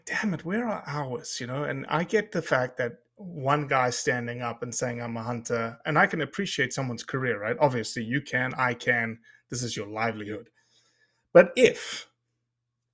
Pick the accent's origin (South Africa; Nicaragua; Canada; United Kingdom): South Africa; now in United States; I came from South Africa in which there's no public land